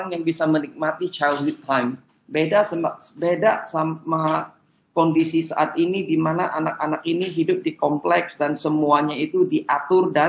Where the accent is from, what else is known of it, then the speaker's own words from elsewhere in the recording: Pontianak, West Kalimantan, Indonesia; Bahwa dari kecil sekolah saya itu di Jesuit